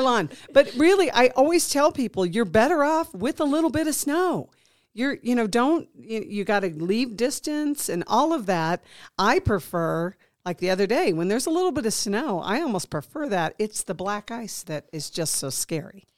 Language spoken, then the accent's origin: English; Midwest, United States; now in Nevada, United States; I grew up in the Midwest